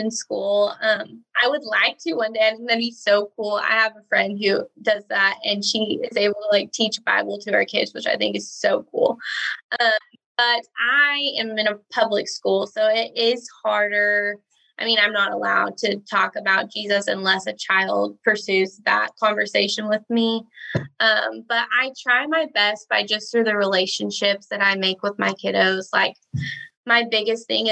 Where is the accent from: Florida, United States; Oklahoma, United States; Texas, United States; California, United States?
Oklahoma, United States; Ardmore; I'm Southern Oklahoma. So I'm in a little tiny town called Ardmore. This is actually where I grew up.